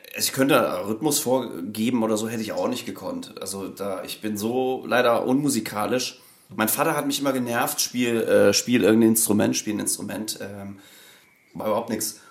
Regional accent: Merseburg, Saxony-Anhalt, Germany; moved away as an adult; now in Hamburg, Germany; ursprünglich komme ich aus Merseburg. Das liegt zwischen Halle ah, und Leipzig

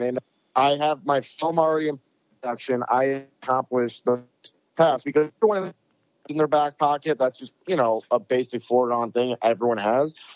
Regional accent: Rochester, New York, United States; moved away as an adult; now in Los Angeles, United States; we went back to Rochester, my hometown

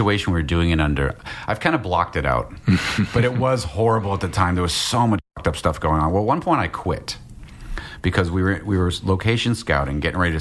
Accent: Massachusetts, United States; I grew up in Massachusetts

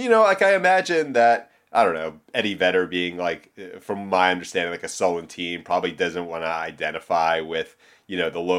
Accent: Philadelphia, Pennsylvania, United States; now in San Diego, United States; growing up in Philadelphia as opposed to like living here in San Diego now.

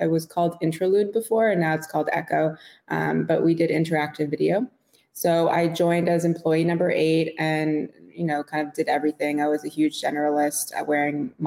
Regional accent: Montreal, Quebec, Canada; moved away as an adult; also born or lived in London, Ontario / New York; I grew up in Montreal. So I'm Canadian.

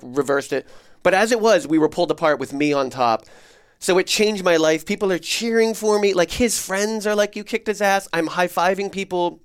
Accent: New Jersey, United States; moved away; I grew up in New Jersey in the nineties

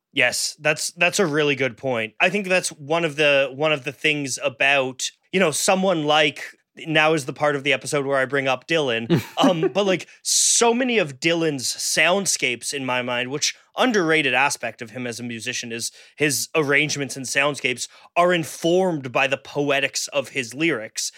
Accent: Canada; I'm Canadian

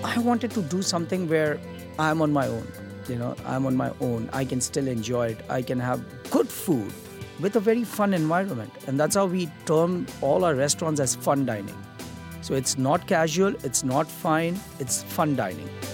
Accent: Mumbai, Maharashtra, India; moved away; also born or lived in Kolkata; I'm actually Gujarati. I'm from Mumbai, but I started my cooking career in Calcutta

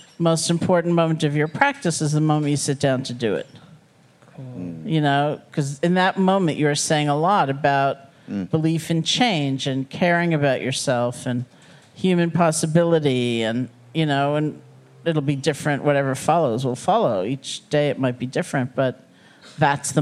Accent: New York City, New York, United States; also born or lived in Buffalo; I grew up in New York City.

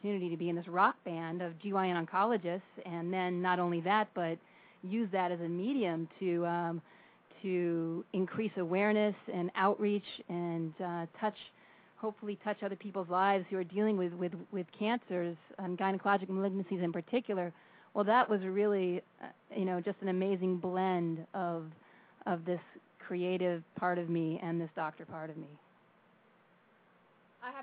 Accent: Colorado, United States; also born or lived in California; now in New York, United States; I grew up in Colorado, and then I actually went to college in California and ended up pursuing all my medical training out here in New York.

